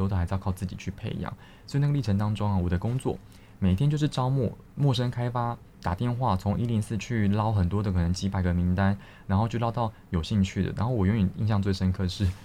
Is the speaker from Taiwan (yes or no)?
yes; Taiwan; 我们是台湾的教育是比较填鸭的